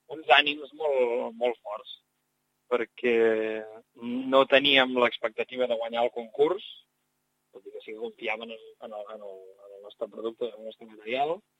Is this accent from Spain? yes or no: yes; Barcelona, Catalonia, Spain; jo sóc de Barcelona